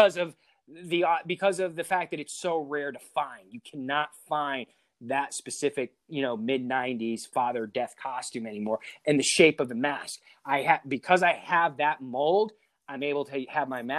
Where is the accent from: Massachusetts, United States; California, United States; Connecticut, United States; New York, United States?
Connecticut, United States; I'm from Connecticut